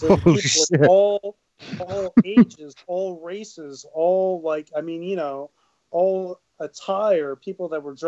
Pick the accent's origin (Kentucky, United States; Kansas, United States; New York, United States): New York, United States; New York City; growing up on the Lower East Side